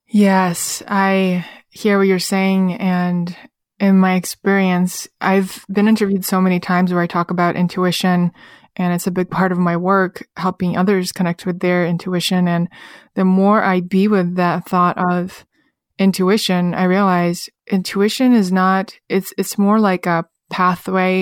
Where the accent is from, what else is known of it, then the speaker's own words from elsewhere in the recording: Russia; moved away; my personal experience growing up in Russia